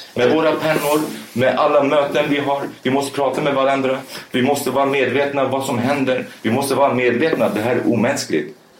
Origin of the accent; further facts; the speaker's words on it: Sweden; also born or lived in Rojava, Syria; Jag är kurd, okej, okay, men jag är uppvuxen i Sverige